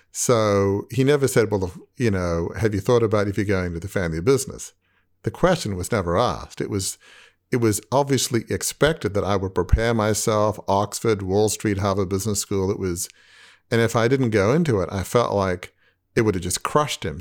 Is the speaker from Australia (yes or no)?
yes; Australia; growing up in a large family media business in Australia